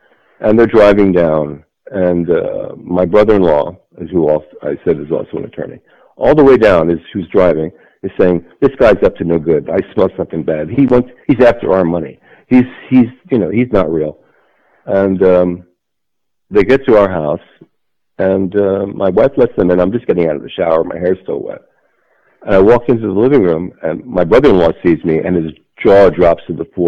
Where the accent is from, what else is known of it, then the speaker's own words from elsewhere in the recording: Trenton, New Jersey, United States; born there; I was born in Trenton, apparently. That's what it says in my record of birth.